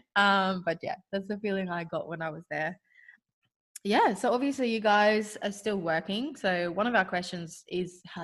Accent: South Africa; now in Australia; we come from South Africa

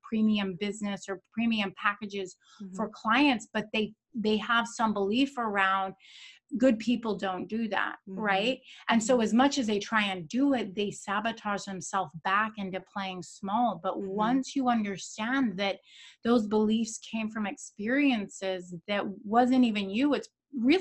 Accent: Naples, Florida, United States; also born or lived in Boca Raton, Florida; I'm from Naples, Florida

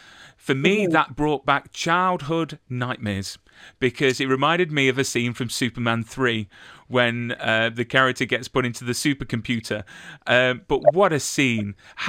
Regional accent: Nottingham, East Midlands, United Kingdom; also born or lived in Kent; I'm originally from Nottingham, moved down to Kent, spent 10 years down in Kent, and then moved back up. And I'm now starting to sound more like the locals here now. But when I lived down south, I had a southern

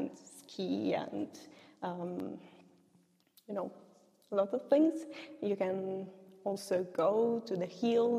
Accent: Turin, Piedmont, Italy; moved away as an adult; now in Innsbruck, Austria; I'm from Turin, which is a beautiful city in the northwest of Italy.

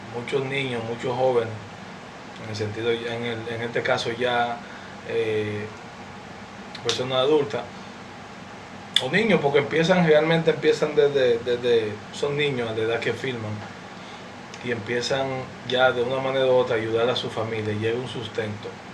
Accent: Dominican Republic

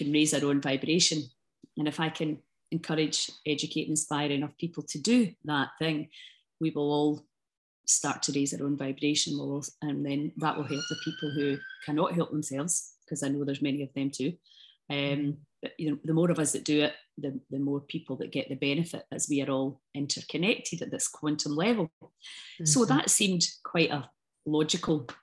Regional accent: Scotland, United Kingdom; I love being Scottish. I love the Scottish people

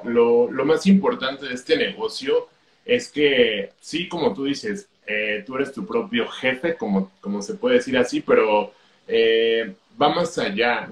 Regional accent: Mexico; yo soy de México

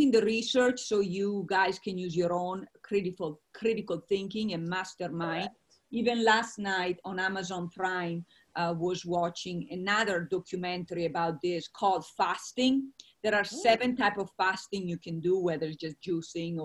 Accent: Italy; moved away; I come from Italy, as you most of you know. And I actually come from a dairy farm that makes a lot of the Parmesan cheese. You've all had Parmesan cheese. It comes from my region where I was born. So I grew up on a lot of milk.

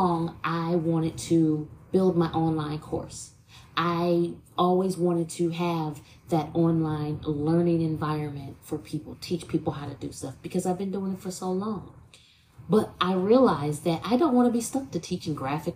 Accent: Toledo, Ohio, United States; from my hometown in Toledo

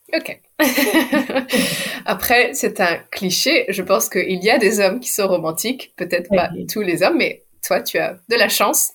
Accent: France; Je suis française et mon mari est anglais

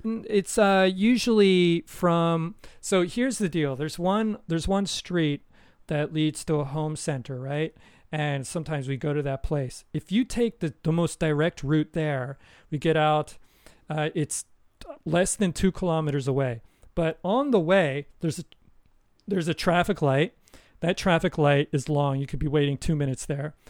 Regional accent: United States; moved away; as an American

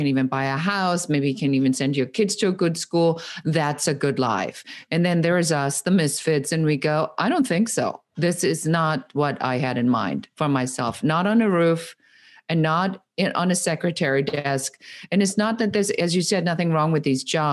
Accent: Germany; moved away as an adult; now in Los Angeles, United States; I am originally from Germany and I came to the United States when I was in my early 20s

